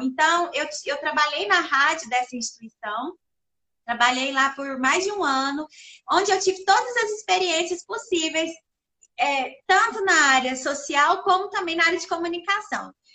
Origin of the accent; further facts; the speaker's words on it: Perdizes, Minas Gerais, Brazil; now in Uberlândia, Brazil; sou natural da cidade de Perdizes, sou mineirinha do interior, Perdizes que fica ali pertinho de Araxá, onde eu morei lá até os meus 17 anos